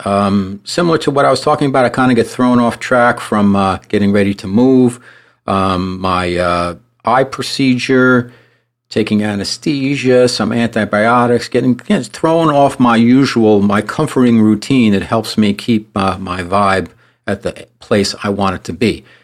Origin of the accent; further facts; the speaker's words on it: New York, United States; I'm a New Yorker also